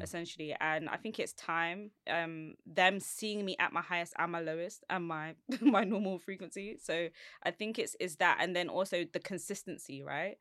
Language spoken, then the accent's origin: English; London, United Kingdom; I'm from Southeast London